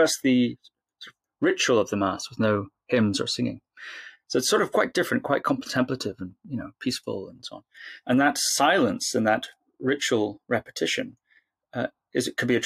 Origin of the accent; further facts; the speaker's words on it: Shetland Islands, Scotland, United Kingdom; when I was a little boy growing up on the Shetland Islands, about 5 years old